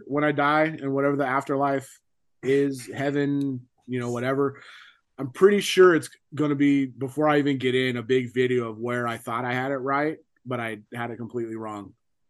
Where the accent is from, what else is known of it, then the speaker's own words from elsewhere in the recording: California, United States; so I grew up in California.